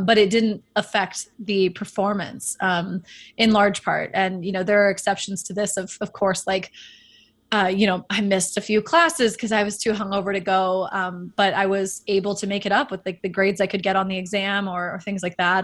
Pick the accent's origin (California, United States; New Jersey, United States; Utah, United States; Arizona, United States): California, United States; Northern; also born or lived in Dallas, Texas; my family moved out of Dallas and took me to Northern California, um, where I ended up kind of going through my true upbringing